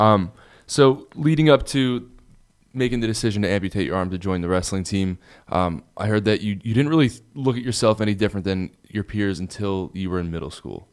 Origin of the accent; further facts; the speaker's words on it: New Jersey, United States; moved away; we also grew up in New Jersey